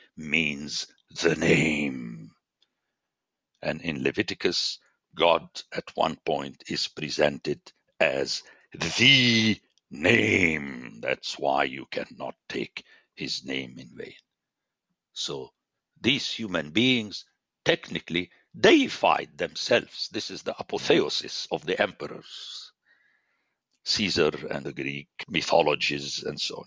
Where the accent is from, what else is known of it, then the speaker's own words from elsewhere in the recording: Beirut, Beirut Governorate, Lebanon; I'm a city man. I grew up in Beirut